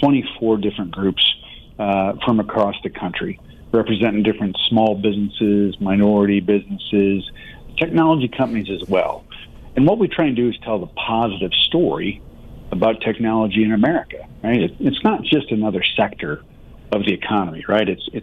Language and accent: English; Michigan, United States; my home state is Michigan, and small manufacturing community.